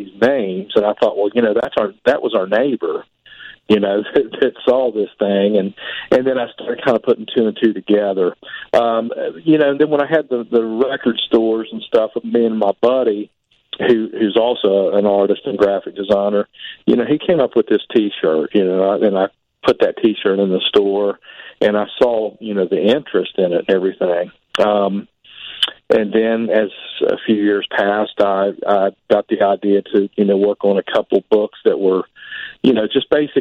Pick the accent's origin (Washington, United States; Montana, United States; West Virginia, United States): West Virginia, United States; Point Pleasant; I'm from Point Pleasant, West Virginia. You know, that's the home of the Mothman, pretty much. Born and raised there.